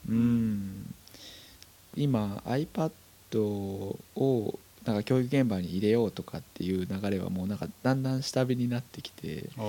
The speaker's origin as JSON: {"language": "Japanese", "region": "Saitama", "country": "Japan", "said": "僕埼玉ですけど"}